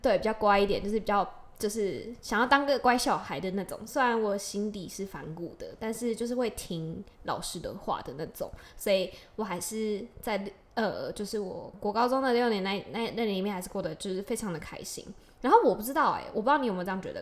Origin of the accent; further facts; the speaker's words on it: Tainan, Taiwan; moved away; 我其实一直在台南长大